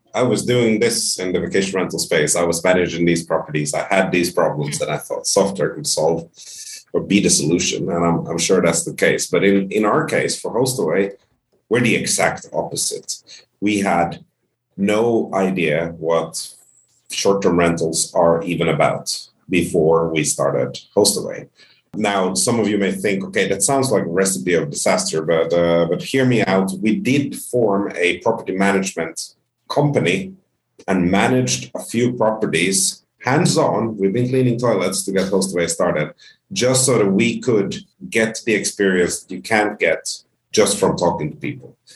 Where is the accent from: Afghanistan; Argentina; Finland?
Finland; also born or lived in Sweden / Spain / United Kingdom; now in Ontario, Canada; grew up in Finland. I consider myself Finnish and, and soon to be Canadian